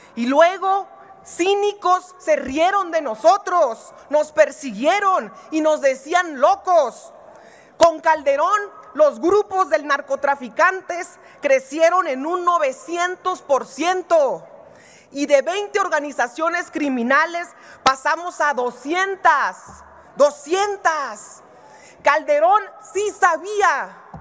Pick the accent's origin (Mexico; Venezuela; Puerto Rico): Mexico; Baja California; Y los bajacalifornianos, de donde soy